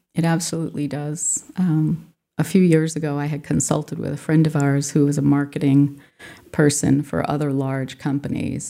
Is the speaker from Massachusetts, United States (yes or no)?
yes; Swansea, Massachusetts, United States; also born or lived in Fall River, Massachusetts / Rhode Island; I was born in Fall River, Massachusetts, and then lived in Swansea, which is a a fairly rural community at the time.